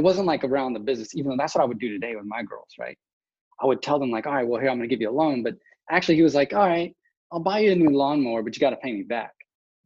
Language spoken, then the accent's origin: English; West Texas, United States; I grew up in West Texas, which is basically a small town, about 150,000 people at the time.